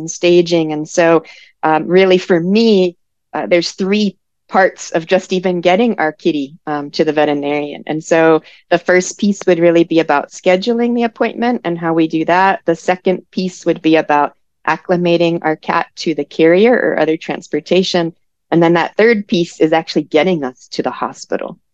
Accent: Maryland, United States; moved away; I'm from the East Coast, so I'm originally from Maryland

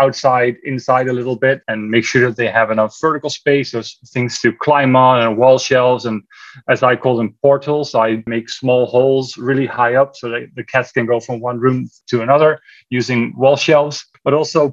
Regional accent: Netherlands; moved away as an adult; also born or lived in California; now in Texas, United States; we are originally from the Netherlands, my wife and I. So we moved to the United States in 2011, 11 years ago

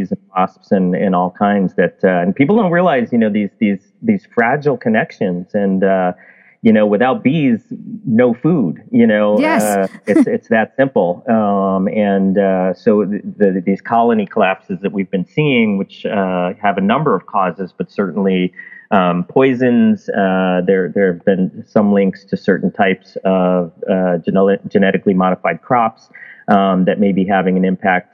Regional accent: Chicago, Illinois, United States; moved away; also born or lived in Alaska; I grew up in Chicago, in inner city Chicago

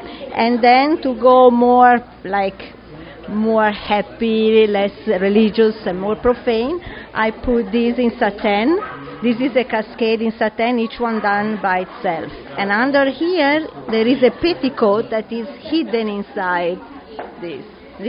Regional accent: Italy; English is a second language; now in Miami, United States; I'm from Italy, so when we see about leather and lace, we think about religious things.

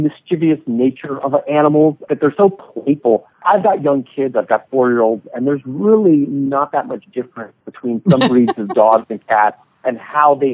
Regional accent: San Ramon, California, United States; now in San Diego, United States; In the Bay Area, a city called San Ramon, California

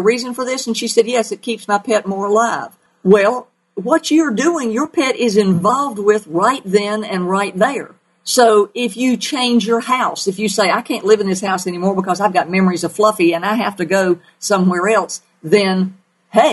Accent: the South, United States; accent: southern; my southern accent

